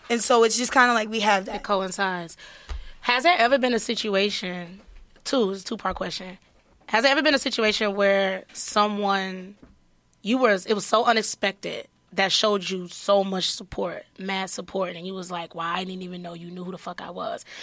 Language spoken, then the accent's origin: English; Detroit, Michigan, United States; I'm coming from Detroit. It's been situations where I ate a Snicker bar for the whole day and that's it.